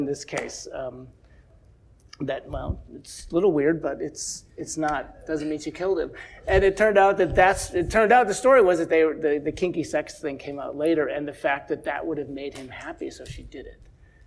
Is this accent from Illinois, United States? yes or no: yes; Chicago, Illinois, United States; I grew up in Chicago